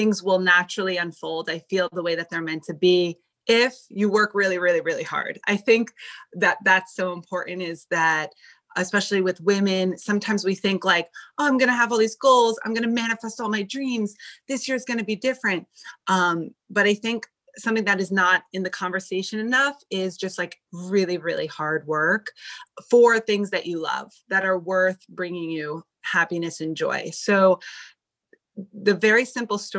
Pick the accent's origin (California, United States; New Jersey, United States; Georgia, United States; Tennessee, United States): New Jersey, United States; moved away as an adult; also born or lived in Connecticut / New York City, United States; now in Beverly Hills, United States; I was born in New Jersey